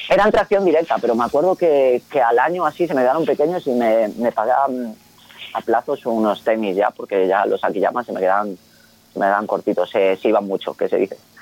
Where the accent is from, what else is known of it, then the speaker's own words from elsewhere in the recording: Vigo, Galicia, Spain; en Galicia, que es de donde yo soy, de Vigo